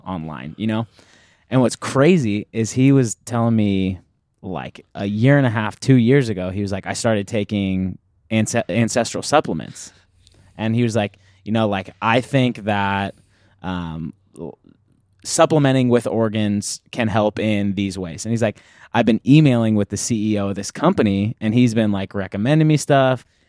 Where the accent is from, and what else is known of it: United States